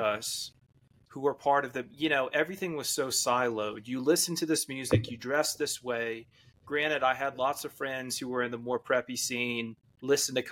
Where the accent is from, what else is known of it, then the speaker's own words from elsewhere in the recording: Leesburg, Georgia, United States; moved away as an adult; also born or lived in Atlanta, Georgia / Mexico City; now in Los Angeles, United States; I was born in Atlanta, but I grew up in this very small town, right? Leesburg, Georgia